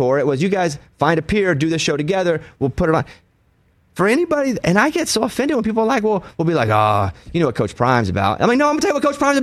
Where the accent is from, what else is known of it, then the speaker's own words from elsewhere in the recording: Mountain Pine, Arkansas, United States; I'm from Mountain Pine, Arkansas.